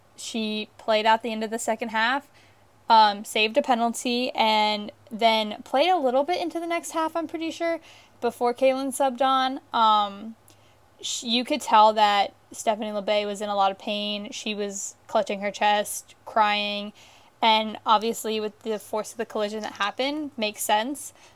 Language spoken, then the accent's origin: English; United States; I am American